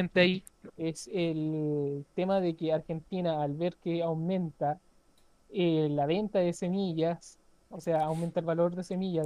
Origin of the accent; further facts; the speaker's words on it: Chile; aquí en Chile que somos exportadores